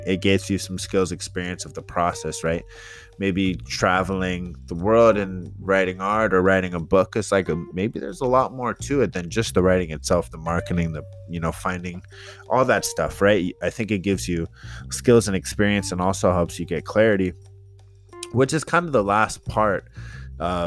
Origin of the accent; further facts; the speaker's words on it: San Jose, California, United States; from South San Jose